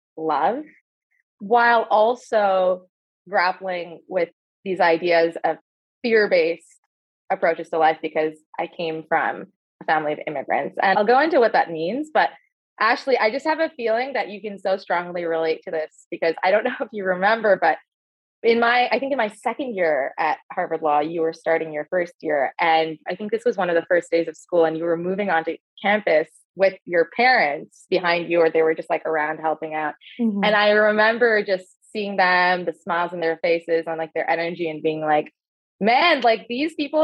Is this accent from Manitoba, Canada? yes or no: no; near Toronto, Ontario, Canada; also born or lived in Dubai; I grew up in Ontario, so near Toronto in Canada, in a suburb